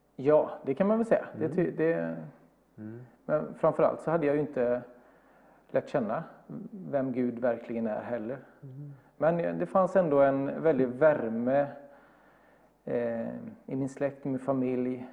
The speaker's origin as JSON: {"language": "Swedish", "town": "Bergstena", "region": "Västra Götaland", "country": "Sweden", "tie": "born or raised there", "moved": "yes", "lives_now": "Gothenburg, Sweden", "said": "Jag är ja, uppvuxen ungefär två mil norr om Alingsås i en liten by som heter Bergstena"}